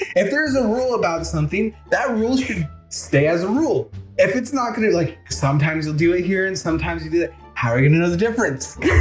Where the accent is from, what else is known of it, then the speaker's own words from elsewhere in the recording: the South, United States; accent: southern; My southern accent kicks